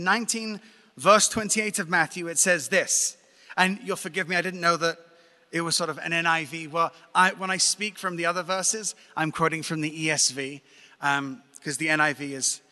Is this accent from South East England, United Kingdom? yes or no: yes; Brighton, South East England, United Kingdom; now in Jerusalem, Israel; That's it, Brighton, England.